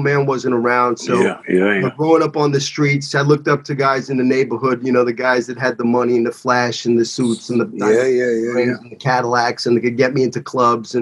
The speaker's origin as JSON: {"language": "English", "town": "New York City", "region": "New York", "country": "United States", "moved": "as an adult"}